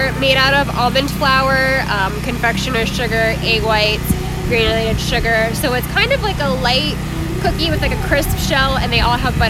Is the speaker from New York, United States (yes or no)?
no; Warren, Ohio, United States; moved away as an adult; also born or lived in Pittsburgh; I'm actually from Warren, and when I started doing this professionally, I moved to Pittsburgh and I was a pastry chef there for about 5 years, and I moved back here a couple years ago